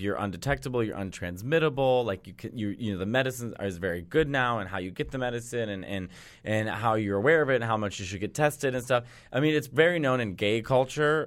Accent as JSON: {"language": "English", "town": "Chicago", "region": "Illinois", "country": "United States", "said": "I'm from Chicago"}